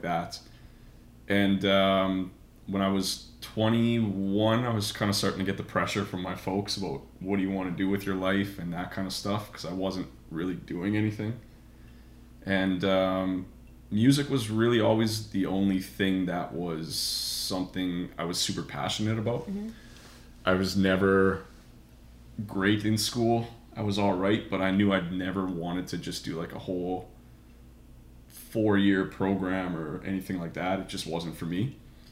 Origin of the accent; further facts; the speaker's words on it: Winnipeg, Manitoba, Canada; moved away as an adult; now in Toronto, Canada; I grew up in Winnipeg. I've been in Toronto for about 9 years now.